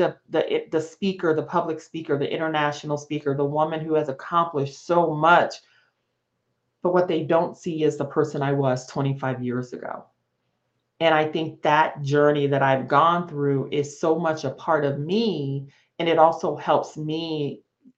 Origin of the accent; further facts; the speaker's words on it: Las Vegas, Nevada, United States; moved away as an adult; I grew up in Las Vegas, Nevada